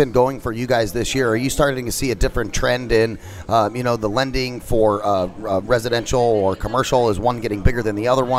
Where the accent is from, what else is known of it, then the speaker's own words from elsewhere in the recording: Phoenix, Arizona, United States; in my hometown of Phoenix